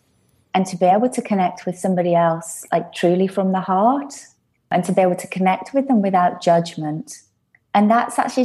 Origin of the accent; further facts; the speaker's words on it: England, United Kingdom; also born or lived in London / Ibiza; I'm English.